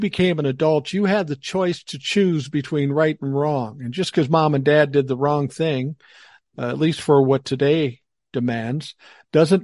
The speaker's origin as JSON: {"language": "English", "town": "Minneapolis", "region": "Minnesota", "country": "United States", "tie": "born or raised there", "moved": "yes", "said": "I grew up in Minneapolis. Grant you, it was South Minneapolis, but I grew up in South Minneapolis"}